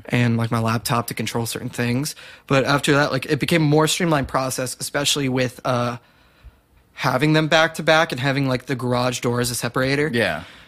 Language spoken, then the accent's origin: English; Southlake, Texas, United States; in high school I was working at this gelato shop in my hometown of Southlake